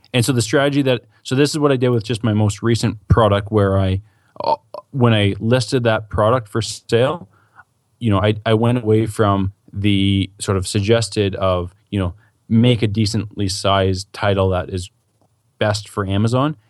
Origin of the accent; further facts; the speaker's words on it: Canada; I'm Canadian